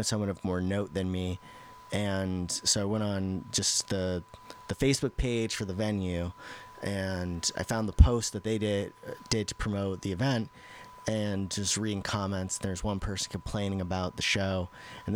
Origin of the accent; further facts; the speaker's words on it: Central Massachusetts, United States; I grew up in Massachusetts. I grew up in... Central Mass